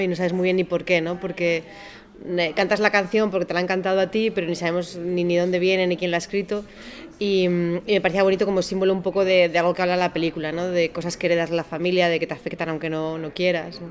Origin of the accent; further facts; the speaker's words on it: Basque Country, Spain; Yo soy del País Vasco